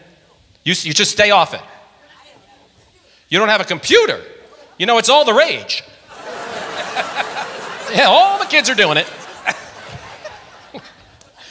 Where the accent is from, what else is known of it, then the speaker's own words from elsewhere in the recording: Long Island, New York, United States; I was raised on Long Island in New York